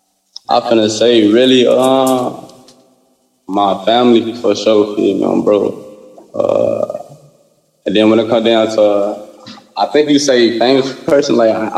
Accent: Chicago, Illinois, United States; I love my city, baby

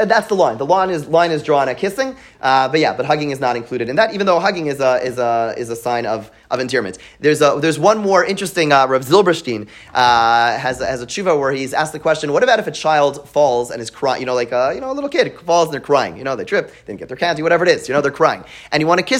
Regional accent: Montreal, Quebec, Canada; now in United States; I grew up in Montreal

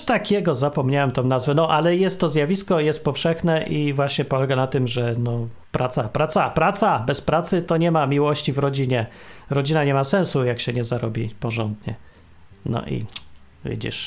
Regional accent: Poland; moved away; my z Polski, czy tam y, po polsku mówimy

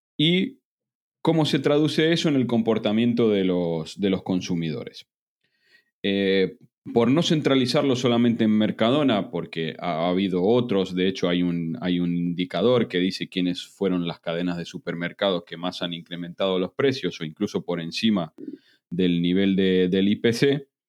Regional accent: Argentina; now in Spain; aunque nacimos en Argentina, ambos dos vivimos hace prácticamente y no tan prácticamente 20 años en España

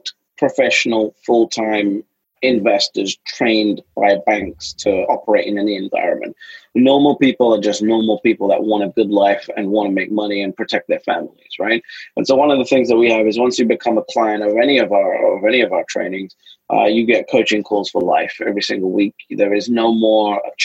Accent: London, United Kingdom; I'm a kid from London

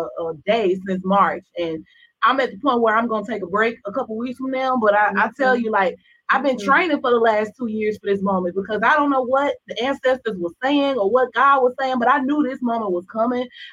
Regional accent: Chattanooga, Tennessee, United States; I'm from Chattanooga, Tennessee, by way of Alton Park, Tennessee, City View

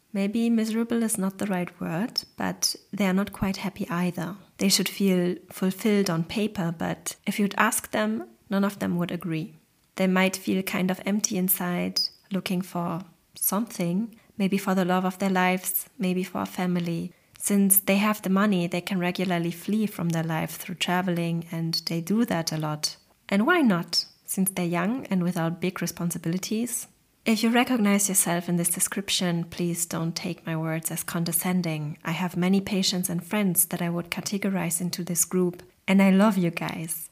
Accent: Germany; I grew up in Germany, one of the most individualistic countries that exist

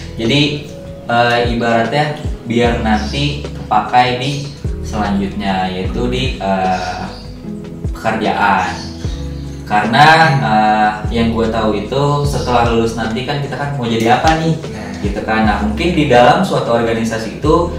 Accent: Bekasi, West Java, Indonesia; Gua asal Bekasi.

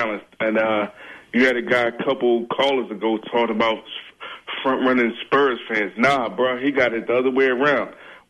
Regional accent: Philadelphia, Pennsylvania, United States; I was born in Philly

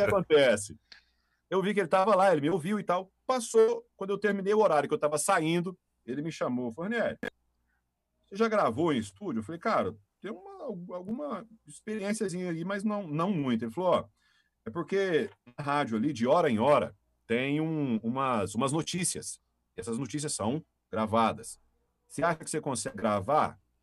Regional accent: Caçu, Goiás, Brazil; now in Rio Verde, Brazil; natural lá de Catu, né? Aqui no estadão do Goiás

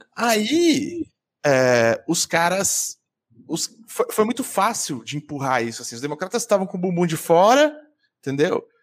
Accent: Central-West Brazil, Brazil; now in São Paulo, Brazil; isso é o Oeste do Brasil, onde eu cresci

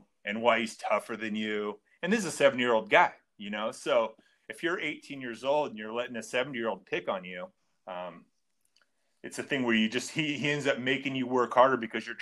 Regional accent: Long Beach, California, United States; growing up in Long Beach, everyone thought I was going to go to Long Beach State

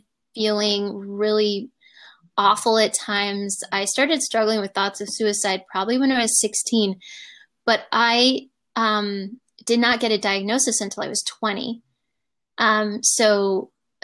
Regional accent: Michigan, United States; moved away; I'm originally from Michigan

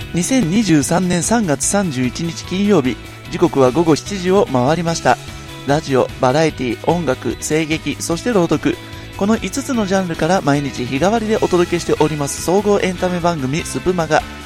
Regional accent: Nagoya, Aichi, Japan; 私の地元名古屋

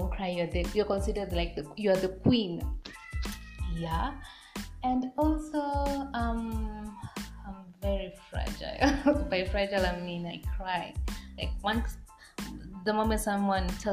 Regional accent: Kenya; I'm a Kenyan woman

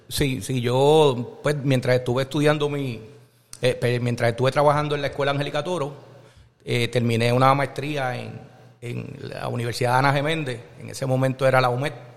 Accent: Jayuya, Puerto Rico; moved away as an adult; cuando yo llegué a la católica asustadito de Jayuya

